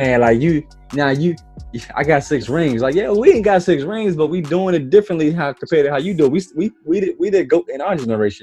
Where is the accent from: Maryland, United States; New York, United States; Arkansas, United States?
Maryland, United States; I'm first generation from Maryland. You know, er, my, mm. my parents from you know down south